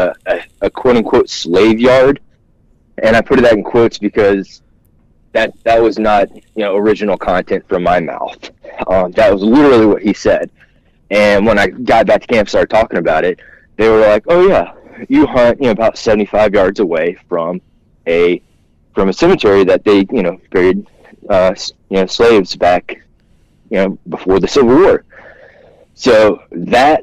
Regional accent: South Louisiana, United States; also born or lived in South Georgia; we grew up in South Louisiana

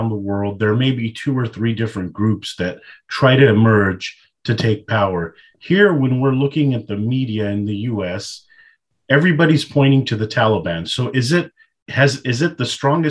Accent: United States; as an American

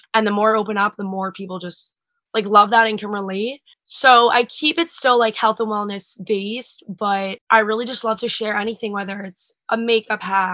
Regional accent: Long Island, New York, United States; also born or lived in Delaware; I'm from Long Island, New York

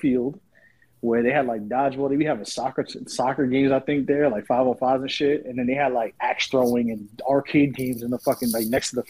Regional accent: New York, United States; I'm from New York and I'm so used to everything being up the block.

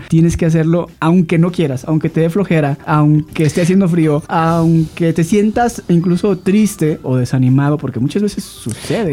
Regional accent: Guadalajara, Jalisco, Mexico; Soy tapatío

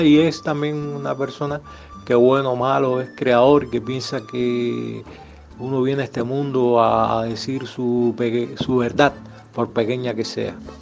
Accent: Havana, Cuba; moved away; also born or lived in Cienfuegos; Yo nací en Ciudad de La Habana

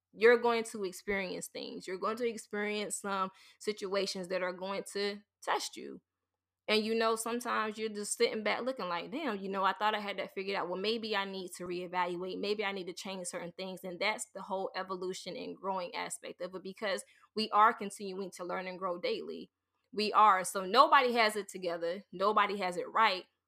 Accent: the South, United States; growing up in the South

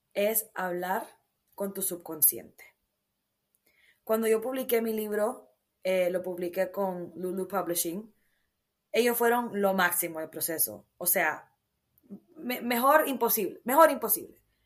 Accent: Honduras; moved away as an adult; Yo crecí en Honduras. Me preguntan de dónde soy, yo digo soy hondureña, orgullosamente catracha.

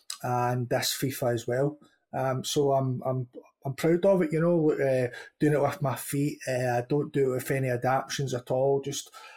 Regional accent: Scotland, United Kingdom; I'm a Scottish streamer

